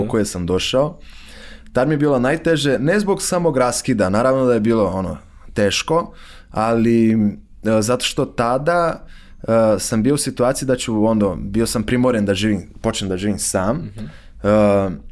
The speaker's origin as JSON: {"language": "Croatian", "region": "Rio de Janeiro", "country": "Brazil", "tie": "born or raised there", "also_born_or_lived": "Tiradentes, Minas Gerais, Brazil", "second_language": "Croatian", "moved": "as an adult", "lives_now": "Serbia", "said": "ja sam rođen u Rio de Janeiro, ali, ali mi je, ovaj, uvek sam, ja sam odrastao na relaciji između Rio de Janeiro, koji je veliki grad sa preko 10 miliona stanovnika"}